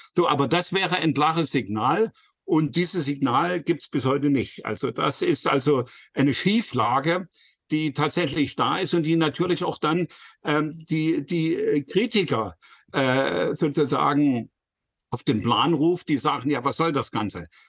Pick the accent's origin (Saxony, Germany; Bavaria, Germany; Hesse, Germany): Saxony, Germany; Leipzig; als Leipziger